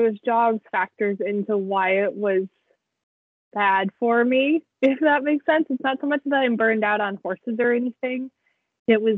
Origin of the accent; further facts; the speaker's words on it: Western Washington, United States; I grew up in Western Washington